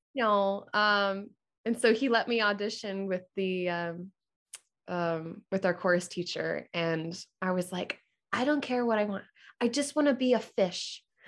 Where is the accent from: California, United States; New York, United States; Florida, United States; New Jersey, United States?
Florida, United States; Orlando; moved away as an adult; also born or lived in Jupiter, Florida; now in Atlanta, United States; we moved when I was one to Orlando, and I, I grew up in Orlando